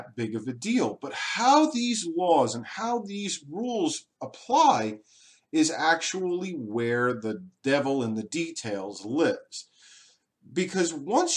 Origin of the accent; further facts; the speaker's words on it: Long Island, New York, United States; moved away; I grew up on Long Island, New York